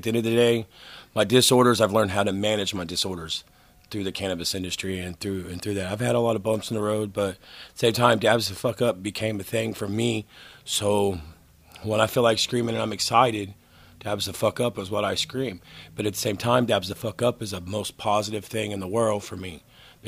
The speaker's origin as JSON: {"language": "English", "town": "Broken Arrow", "region": "Oklahoma", "country": "United States", "tie": "born or raised there", "said": "I am from Broken Arrow"}